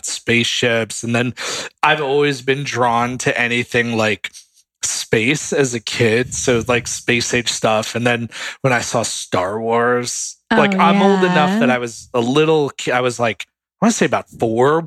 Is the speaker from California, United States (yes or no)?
no; Connecticut, United States; also born or lived in New York / Virginia; now in Los Angeles, United States; the areas that I lived growing up in Connecticut